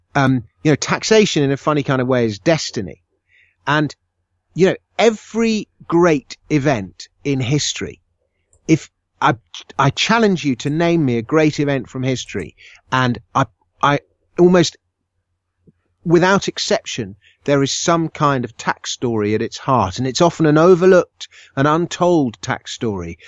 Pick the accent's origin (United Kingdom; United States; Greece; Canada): United Kingdom; I was born in Britain